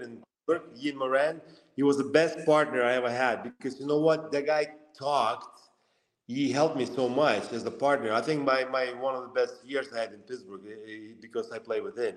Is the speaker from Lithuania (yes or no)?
yes; Lithuania; moved away; also born or lived in Russia; I was born in Lithuania, grew up uh, in a small town